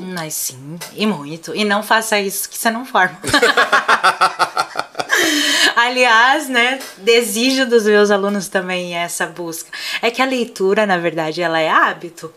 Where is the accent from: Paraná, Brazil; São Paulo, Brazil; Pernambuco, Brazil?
Paraná, Brazil; accent: Paraná